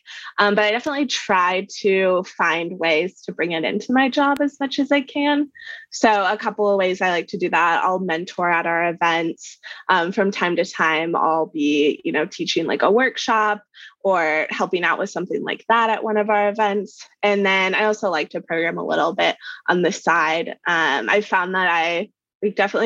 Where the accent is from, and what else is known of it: Kansas, United States; born or raised there